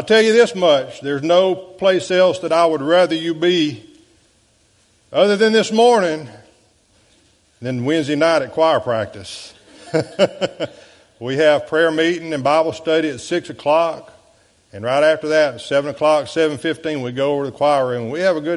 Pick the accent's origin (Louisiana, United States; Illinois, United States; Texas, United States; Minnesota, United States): Louisiana, United States; DeQuincy; moved away as an adult; now in Morgan City, United States; I left my hometown of De Quincy